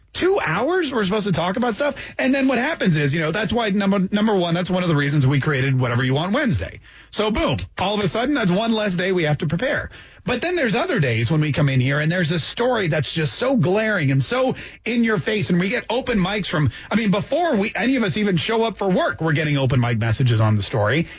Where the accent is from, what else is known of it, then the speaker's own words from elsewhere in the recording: Canada; now in Jacksonville, United States; I grew up in Canada